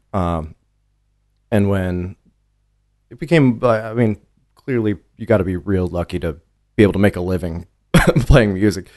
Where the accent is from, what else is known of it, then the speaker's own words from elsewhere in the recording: Connecticut, United States; moved away as an adult; also born or lived in New Orleans / New York City; I grew up in Connecticut